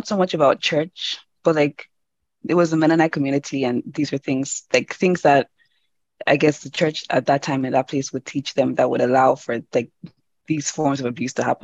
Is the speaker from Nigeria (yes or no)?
yes; Nigeria; moved away; I'm Nigerian African, and I grew up in church in Nigeria